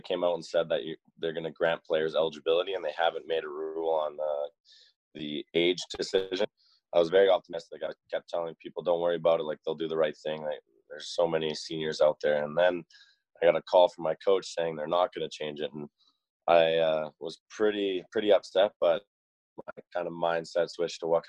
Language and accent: English; Peachland, British Columbia, Canada; moved away as an adult; also born or lived in Calgary; I grew up in Peachland, BC, kind of near Kelowna.